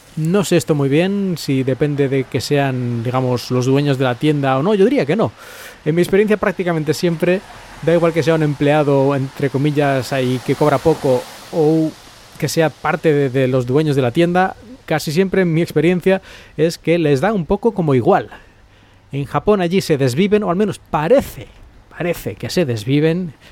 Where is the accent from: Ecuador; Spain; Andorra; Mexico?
Spain; moved away; los que somos de España